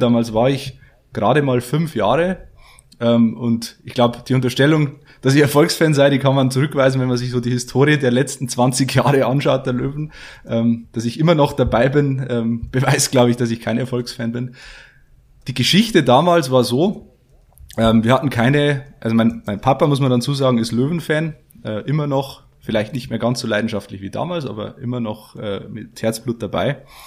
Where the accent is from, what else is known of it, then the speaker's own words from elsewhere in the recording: Geiersthal, Bavaria, Germany; now in Passau, Germany; ich komme aus Niederbayern, aus ähm, Geierstal bei Fichtach, also im tiefsten bayerischen Wald